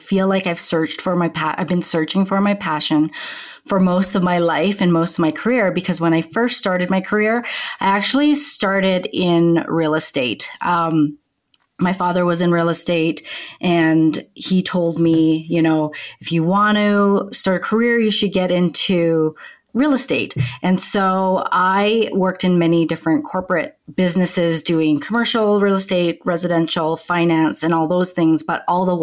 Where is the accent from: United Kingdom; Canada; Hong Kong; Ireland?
Canada; moved away as an adult; now in Denver, United States; I'm originally from Canada